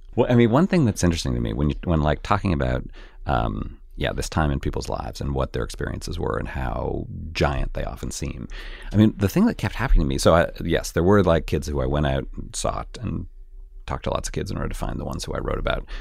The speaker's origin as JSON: {"language": "English", "country": "Canada", "tie": "born or raised there", "moved": "yes", "said": "I grew up in Canada where the class system is pretty different than it is here"}